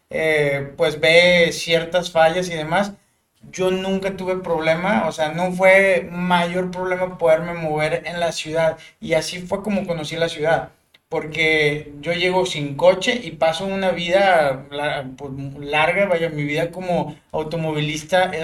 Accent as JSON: {"language": "Spanish", "town": "Matamoros", "region": "Tamaulipas", "country": "Mexico", "tie": "born or raised there", "moved": "as an adult", "lives_now": "Monterrey, Mexico", "said": "soy graduado de la Universidad Autónoma de Nuevo León. Y soy originario de Matamoros, Tamaulipas, ciudad fronteriza."}